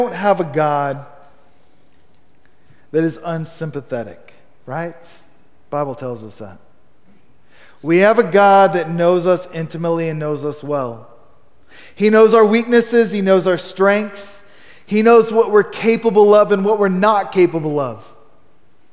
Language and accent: English; Amarillo, Texas, United States; I was born here in Amarillo. I'm Texas born and bred